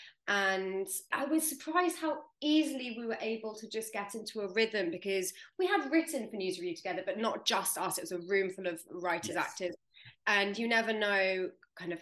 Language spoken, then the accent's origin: English; London, United Kingdom; I'm from London